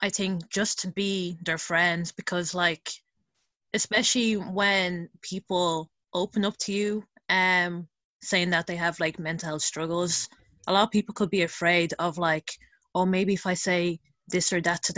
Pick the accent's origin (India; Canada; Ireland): Ireland; Dublin, Leinster; I am Irish Nigerian, so I was born and raised in Dublin